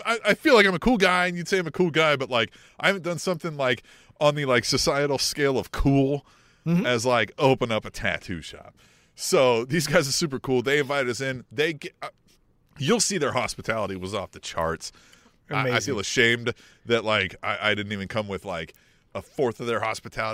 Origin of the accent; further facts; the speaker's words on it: Kansas City, United States; We are from Kansas City.